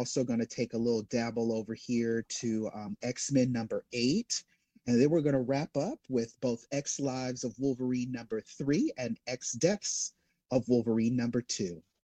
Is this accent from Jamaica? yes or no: yes; Jamaica; I'm Jamaican